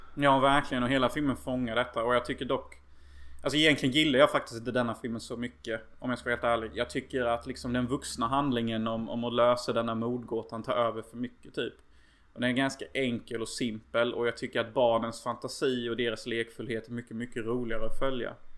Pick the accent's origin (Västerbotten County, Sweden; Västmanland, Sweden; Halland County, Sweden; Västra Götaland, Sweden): Halland County, Sweden; Unnaryd; jag och min bror faktiskt lekte förr i tiden i Unnaryd. Som typ ser ut som Lillköping nästan gör. Eh, så där jag växte upp